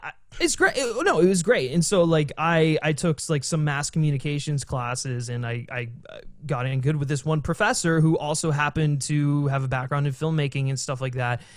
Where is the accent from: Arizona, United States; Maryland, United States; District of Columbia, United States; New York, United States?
Maryland, United States; now in Los Angeles, United States; I'm actually from Maryland originally, so, um, I grew up around there